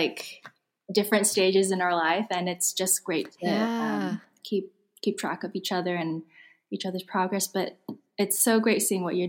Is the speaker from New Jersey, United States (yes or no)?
no; Silicon Valley, California, United States; I grew up in Silicon Valley